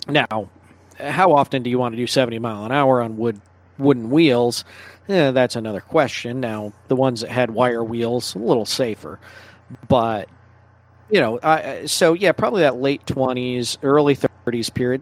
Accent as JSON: {"language": "English", "region": "Michigan", "country": "United States", "tie": "born or raised there", "moved": "yes", "said": "I grew up in Michigan"}